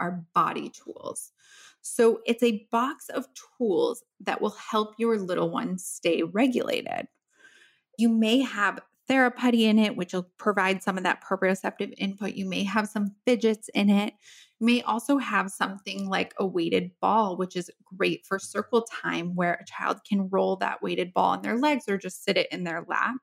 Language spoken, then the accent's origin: English; Midwest, United States; I grew up in the Midwest